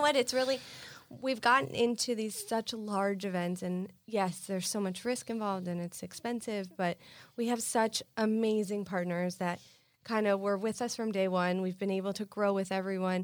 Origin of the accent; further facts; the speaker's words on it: Miami Beach, Florida, United States; I grew up on Miami Beach.